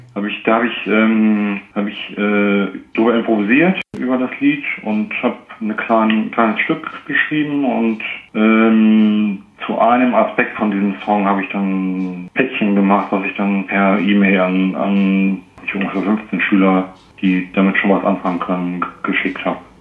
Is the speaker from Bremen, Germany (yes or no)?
yes; Bremen, Germany; Ich bin Bremer